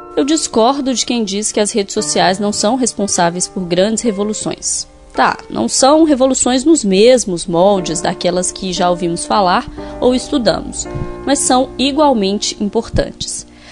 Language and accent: Portuguese; Sete Lagoas, Minas Gerais, Brazil; moved away as an adult; now in Belo Horizonte, Brazil; fomos criadas na mesma cidade